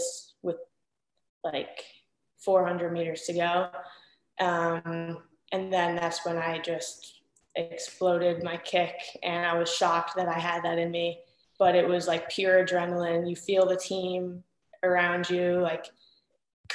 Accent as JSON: {"language": "English", "region": "New York", "country": "United States", "moved": "yes", "said": "I'm from New York"}